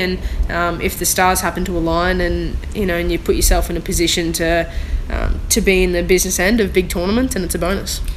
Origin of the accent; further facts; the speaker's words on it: Australia; being an Australian